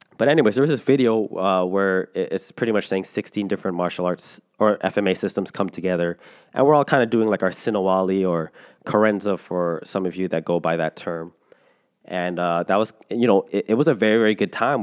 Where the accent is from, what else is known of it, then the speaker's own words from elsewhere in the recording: Canada; I'm a Filipino Canadian. I don't speak Tagalog or any dialect in the Philippines.